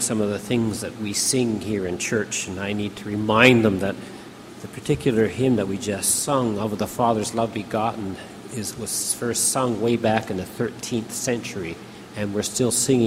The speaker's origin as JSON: {"language": "English", "country": "Canada", "said": "I am a Canadian"}